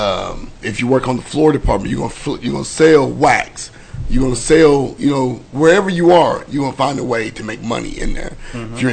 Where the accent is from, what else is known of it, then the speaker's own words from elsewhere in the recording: Weatherford, Texas, United States; I grew up in Weatherford